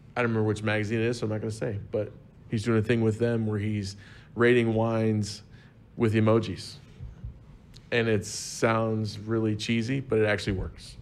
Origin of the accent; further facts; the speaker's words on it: Southern Illinois, United States; I am from Southern Illinois